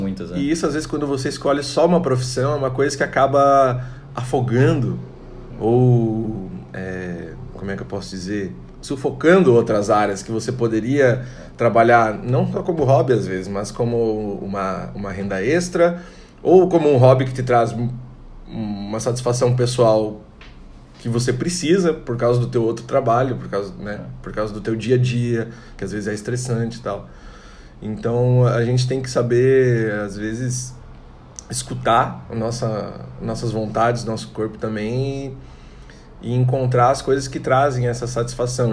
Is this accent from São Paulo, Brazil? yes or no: no; Tangará, Santa Catarina, Brazil; also born or lived in Chapecó / São José do Cedro / Pinheiro Preto / Joaçaba; now in Florianópolis, Brazil; Eu nasci em Tangará, Santa Catarina, uma cidade pequena, tem mais ou menos 10 mil habitantes.